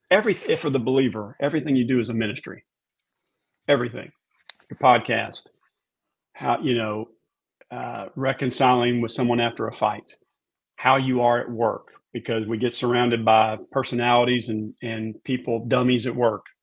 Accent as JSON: {"language": "English", "town": "Raleigh", "region": "North Carolina", "country": "United States", "tie": "born or raised there", "said": "You know, I grew up in Raleigh. We're country, just Southern people."}